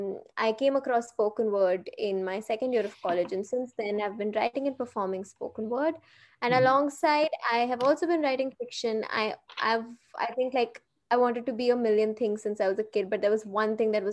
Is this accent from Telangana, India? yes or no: yes; Hyderabad, Telangana, India; moved away as an adult; also born or lived in Mumbai; I was born and brought up in Hyderabad, but I have lived almost all of my adult life in Mumbai because I shifted there for college.